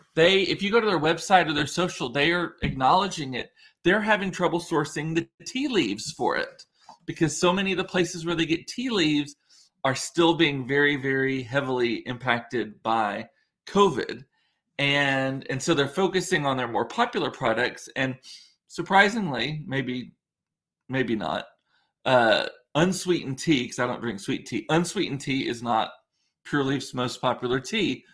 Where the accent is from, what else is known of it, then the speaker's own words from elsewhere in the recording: Rio Grande Valley, Texas, United States; growing up in the Rio Grande Valley